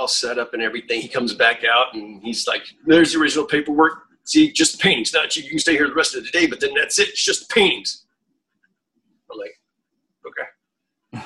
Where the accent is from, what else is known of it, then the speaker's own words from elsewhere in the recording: Fort Walton Beach, Florida, United States; My hometown in Fort Walton Beach, Florida